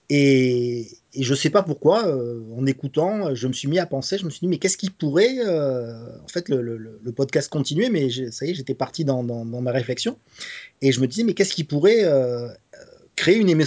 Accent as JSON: {"language": "French", "town": "Nice", "region": "Provence-Alpes-Côte d'Azur", "country": "France"}